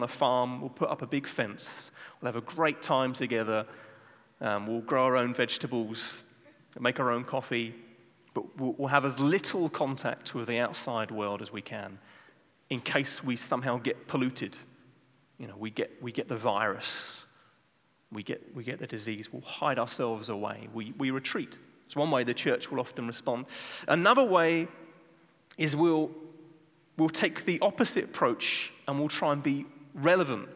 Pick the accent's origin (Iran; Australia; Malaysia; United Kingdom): United Kingdom; England; now in Amsterdam, Netherlands; I'm not Dutch, I'm from England